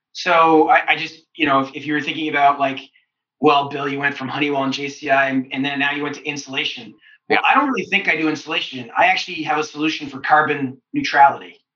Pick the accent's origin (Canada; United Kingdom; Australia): Canada; London, Ontario; moved away as an adult; also born or lived in Kitchener-Waterloo, Ontario / United States; I wasn't in London, my hometown